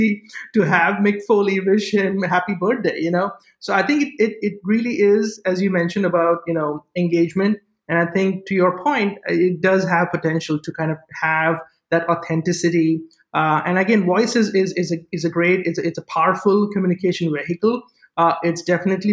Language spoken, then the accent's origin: English; Mumbai, Maharashtra, India; moved away; I was born and raised in Mumbai, or as it was called back then, Bombay